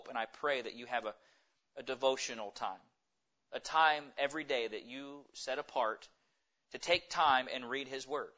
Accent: United States; we as American Christians

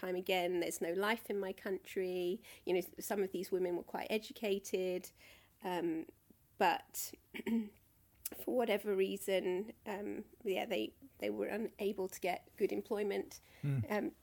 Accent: Croydon, London, United Kingdom; I grew up in Croydon.

